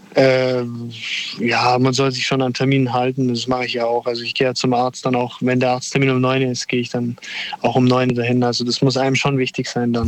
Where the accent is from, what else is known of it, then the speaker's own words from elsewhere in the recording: Italy; Ich als Italiener